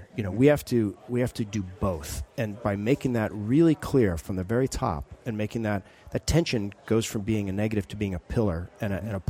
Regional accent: Alaska, United States; I love baseball. I grew up in Alaska. Always wanted to be a ball player. Never did.

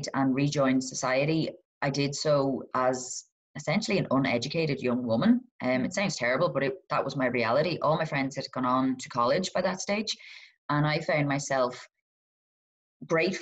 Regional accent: Donegal, Ulster, Ireland; I'm from Donegal

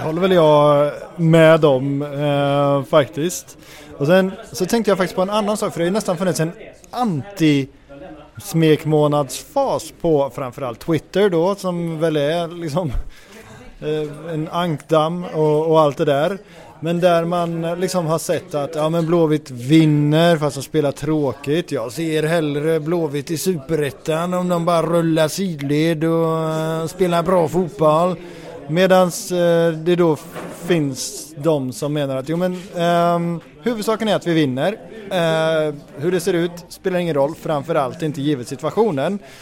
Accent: Götene, Västra Götaland, Sweden; jag kommer från Götene

